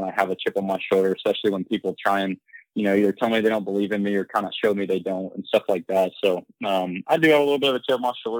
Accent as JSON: {"language": "English", "region": "Midwest", "country": "United States", "said": "I mean, I'm from the Midwest, you know, from not necessarily a small town, but pretty much in the middle of nowhere."}